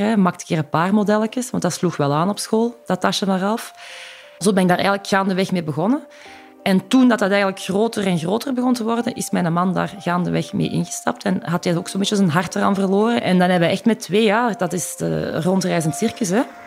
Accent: Rijkevorsel, Flanders, Belgium; moved away as an adult; also born or lived in Antwerp / Ghent; ik ben eh, geboren in de Hoge Noorderkempen, in Rijkenvorsel.

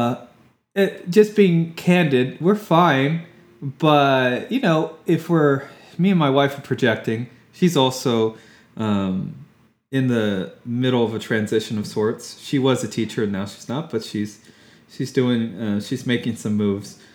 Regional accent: Fort Worth, Texas, United States; moved away as an adult; also born or lived in Austin, Texas; now in Houston, United States; I've mostly lived in Texas my whole life besides my military service, but I'm from Fort Worth originally

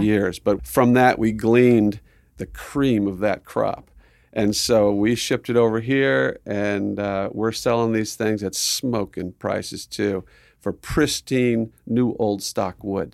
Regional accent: Southern California, United States; moved away; also born or lived in Arizona; growing up in Southern Cal

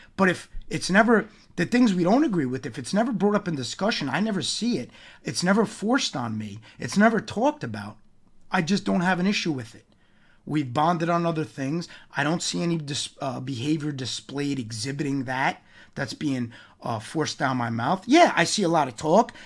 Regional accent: New York, United States; growing up in New York

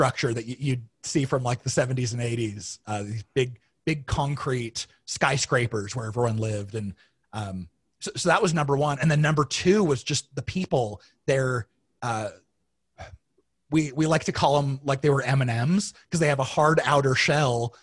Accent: Arizona, United States; I grew up in Arizona

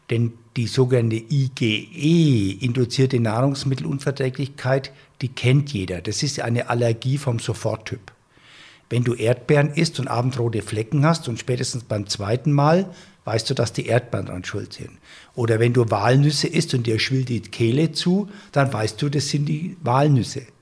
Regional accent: Bavaria, Germany; Ich komme ja aus Franken oder du kannst auch nach Oberbayern gehen. Und wenn du auf dem Land wohnst, ich komme ja von einem Bauernhof und wir haben selber immer geschlachtet.

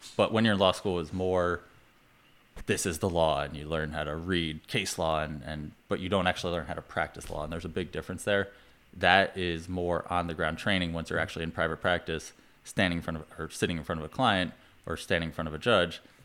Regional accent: New York, United States; also born or lived in Vermont; I'm from New York

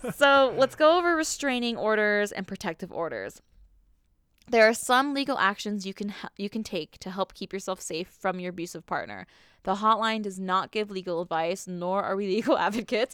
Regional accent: Southern California, United States; growing up in Southern California

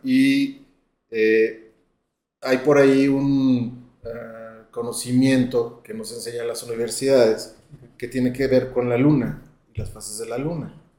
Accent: León, Guanajuato, Mexico; yo soy de León, Guanajuato

